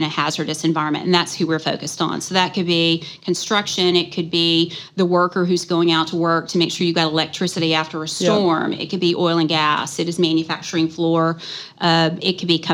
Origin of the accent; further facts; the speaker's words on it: Arkansas, United States; I hail from Arkansas, grew up there